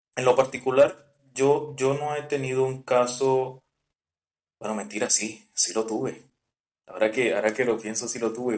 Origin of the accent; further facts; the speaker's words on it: Colombian Caribbean coast, Caribbean Region, Colombia; somos costeños